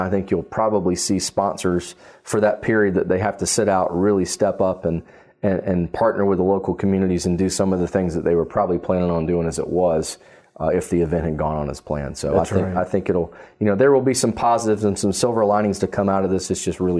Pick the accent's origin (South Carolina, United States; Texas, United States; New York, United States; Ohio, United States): South Carolina, United States; Columbia; I grew up in Columbia, South Carolina.